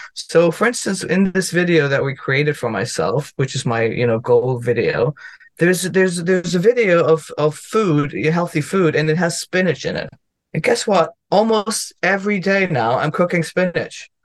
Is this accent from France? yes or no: no; Germany; English is a second language; now in United States; I'm from Germany